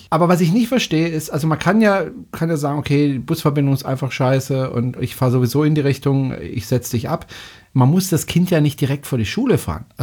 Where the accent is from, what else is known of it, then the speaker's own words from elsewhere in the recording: Gundelfingen, Baden-Württemberg, Germany; Also ich bin selbst in Freiburg aufgewachsen, beziehungsweise in Gundelfing. Das liegt direkt neben Freiburg.